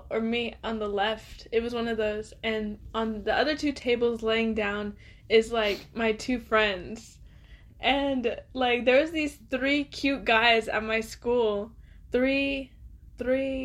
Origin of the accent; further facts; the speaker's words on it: Oklahoma, United States; also born or lived in Arizona / Dallas; I'm from Oklahoma. I was born here. I was raised here.